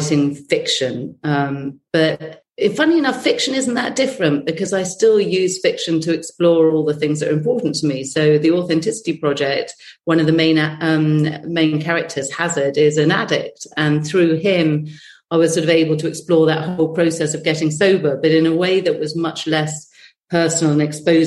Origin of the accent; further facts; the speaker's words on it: United Kingdom; we're British